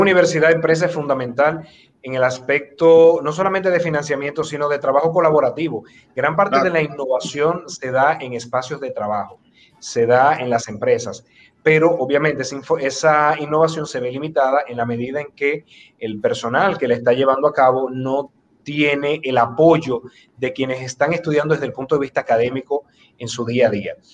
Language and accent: Spanish; Dominican Republic